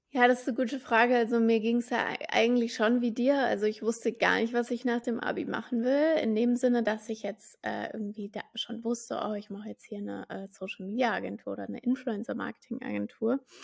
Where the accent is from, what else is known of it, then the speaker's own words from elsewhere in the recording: Frankfurt am Main, Hesse, Germany; ich bin ja gebürtig aus Frankfurt am Main